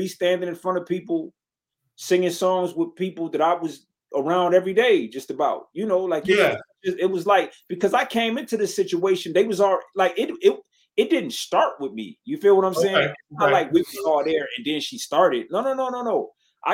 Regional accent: Detroit, Michigan, United States; I'm from Detroit.

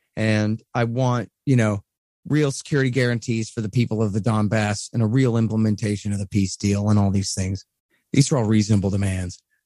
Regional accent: Texas, United States; I'm a Texan

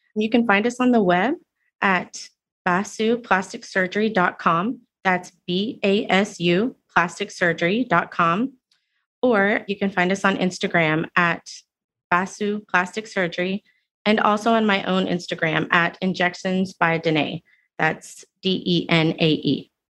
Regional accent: Houston, Texas, United States; moved away as an adult; also born or lived in Singapore / London; I grew up in Houston, in Cyprus

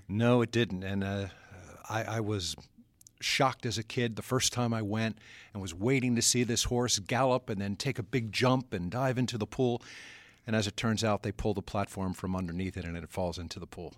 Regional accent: Atlantic City, New Jersey, United States; growing up as a kid in the Atlantic City area

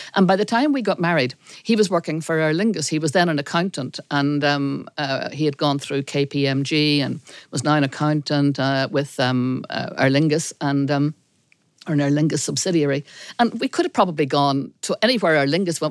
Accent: Belfast, Northern Ireland, United Kingdom; I was born in Belfast, between the Passionist Monastery and the Orange Hall

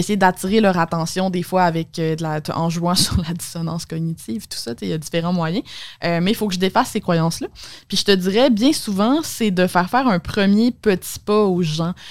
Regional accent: Alma, Quebec, Canada; moved away; Ouais, moi, je viens d'Alma, au Lac-Saint-Jean.

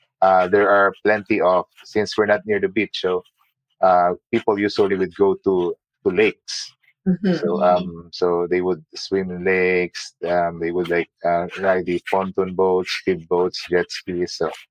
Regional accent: Abu Dhabi, United Arab Emirates; now in United States; I mean, it's similar to Abu Dhabi. We came from Abu Dhabi. It's hot and it's humid.

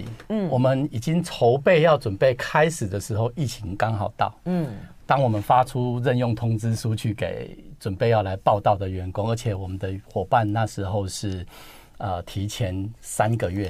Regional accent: Kaohsiung, Taiwan; 我是高雄人。

